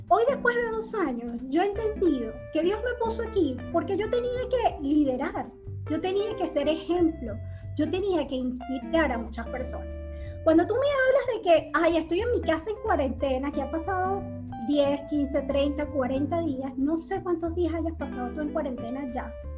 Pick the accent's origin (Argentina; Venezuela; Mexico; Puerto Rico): Venezuela; moved away as an adult; now in United States; nosotros como venezolanos